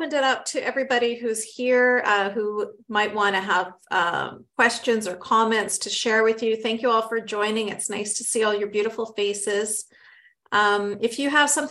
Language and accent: English; Canada; I grew up in Canada from a family from, you know, Egyptian and Palestinian